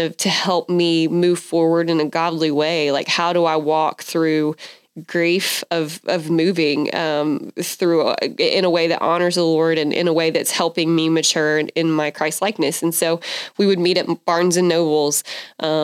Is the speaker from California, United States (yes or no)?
no; Athens, Georgia, United States; moved away as an adult; now in Waco, United States; we had moved from my hometown of Athens, Georgia, to Waco, and I knew nobody